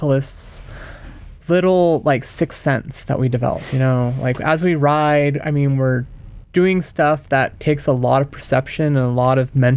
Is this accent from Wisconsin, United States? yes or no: no; Florida, United States; now in Santa Cruz, United States; I was born in Florida